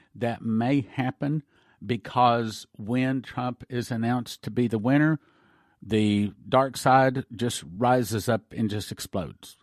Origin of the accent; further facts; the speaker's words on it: United States; I'm an American